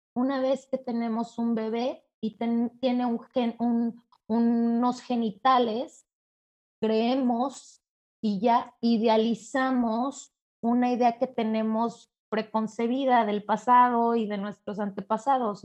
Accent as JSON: {"language": "Spanish", "region": "Mexico City", "country": "Mexico", "said": "yo soy de la Ciudad de México, soy mexicana"}